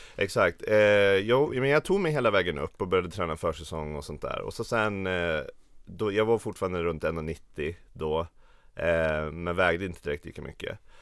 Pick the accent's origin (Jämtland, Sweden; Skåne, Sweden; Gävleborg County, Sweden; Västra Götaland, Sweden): Jämtland, Sweden; Östersund; moved away as an adult; now in Stockholm, Sweden; jag kommer från Jämtland, Östersund, Åre känner folk det som, men det ligger en timme utanför